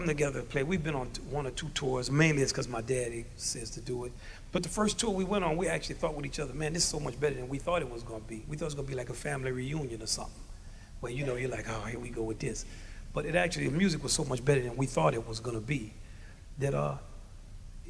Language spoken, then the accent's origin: English; Louisiana, United States; I'm from Louisiana.